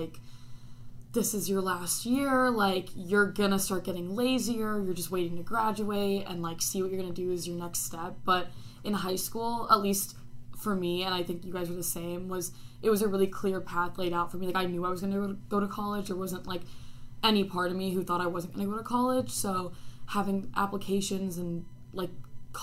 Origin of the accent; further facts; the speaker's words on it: California, United States; I'm from California